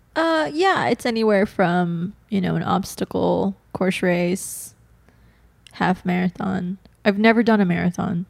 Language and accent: English; Bakersfield, California, United States; I grew up up north in a small town, Bakersfield